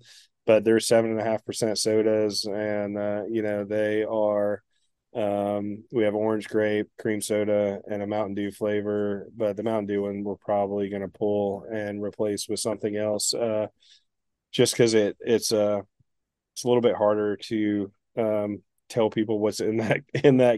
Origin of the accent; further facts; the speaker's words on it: East Tennessee, United States; also born or lived in Chicago, Illinois / Illinois; now in Virginia, United States; I grew up in East Tennessee, but we lived in Illinois when I was growing up for maybe 6 years, and then I grew up the rest of my life in East Tennessee.